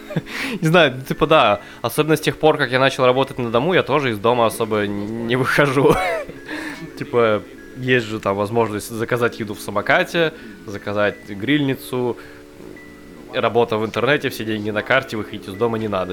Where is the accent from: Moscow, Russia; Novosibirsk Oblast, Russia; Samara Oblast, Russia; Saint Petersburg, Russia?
Novosibirsk Oblast, Russia; Novosibirsk; мы из Новосибирска